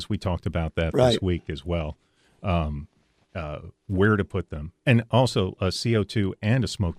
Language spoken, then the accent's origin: English; Cajun country, Louisiana, United States; moved away; And I grew up in Cajun country